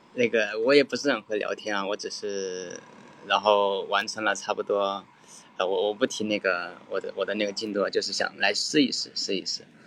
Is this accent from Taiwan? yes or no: no; Guiyang, Guizhou, China; moved away as an adult; also born or lived in Canada; 我对是贵州贵阳的